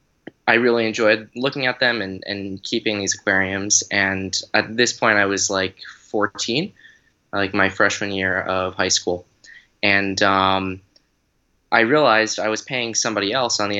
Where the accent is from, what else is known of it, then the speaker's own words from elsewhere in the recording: South Carolina, United States; also born or lived in Boston / Atlanta; I was born in Boston and then lived in Atlanta for a little while, but I grew up here in South Carolina for most of my middle school, high school age